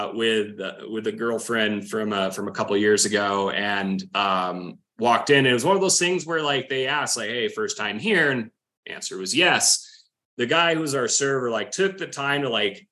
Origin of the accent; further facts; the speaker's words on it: Wyoming, United States; moved away; growing up in Wyoming, not a ton of culture